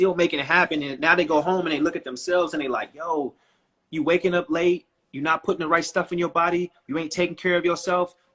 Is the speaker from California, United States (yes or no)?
yes; Oakland, California, United States; growing up in Oakland, I know people that have never left Oakland